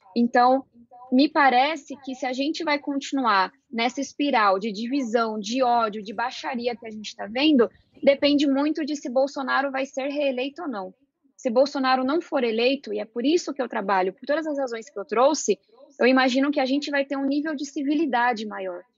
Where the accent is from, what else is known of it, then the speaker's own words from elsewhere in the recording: São Paulo, Brazil; Eu venho da periferia de São Paulo, fui estudante de escola pública